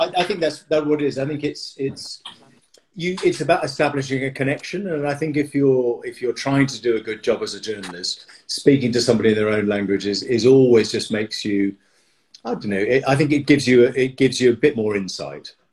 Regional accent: Dartford, South East England, United Kingdom; moved away as an adult; also born or lived in France; now in London, United Kingdom; I was born in a place called Dartford, which is in Kent. I was brought up in Kent, just outside London

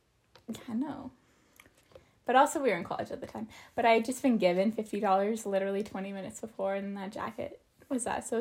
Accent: Idaho, United States; born or raised there

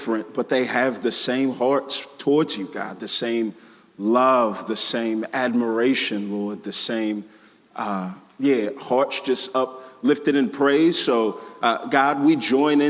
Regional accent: Houston, Texas, United States; moved away as an adult; also born or lived in Waco, Texas; now in Atlanta, United States; I am originally from this great nation of Texas, born and raised in Houston

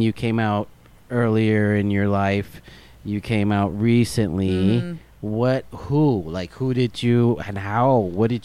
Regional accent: El Paso, Texas, United States; moved away; I'm originally from El Paso, Texas

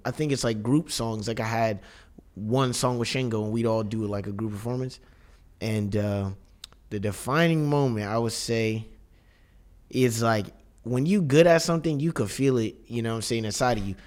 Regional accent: Inglewood, California, United States; now in Brooklyn, United States; we we're we're all from Inglewood

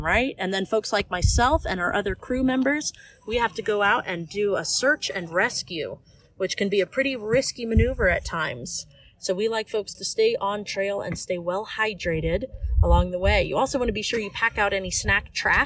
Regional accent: St. Louis, Missouri, United States; moved away as an adult; I am originally from the St. Louis area back in Missouri

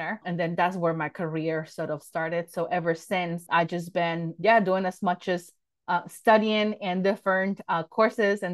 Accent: Mexico City, Mexico; I was born and raised in Mexico City.

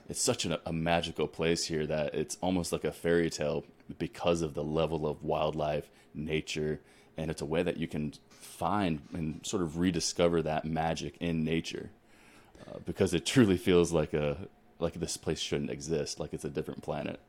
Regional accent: Ohio, United States; moved away as an adult; also born or lived in Colorado / New Mexico / Texas; now in Alaska, United States; I'm originally born and raised in Ohio, so I come from the wi-, the Midwest

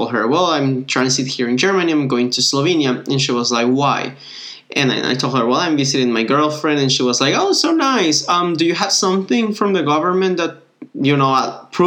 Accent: Mexico; I was from Mexico

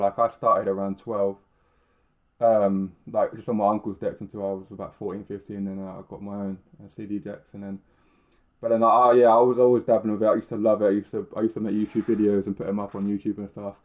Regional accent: Milton Keynes, South East England, United Kingdom; I grew up in like Milton Keynes

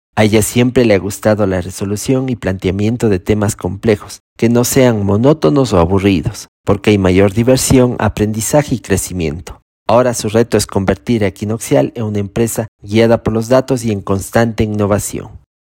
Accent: Cuenca, Azuay, Ecuador; accent: Cuencano sing-song (cantadito); mi cantadito cuencán

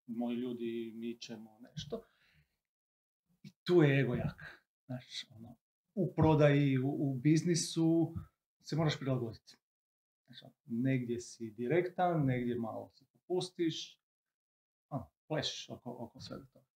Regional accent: Croatia; kod nas u Hrvatskoj

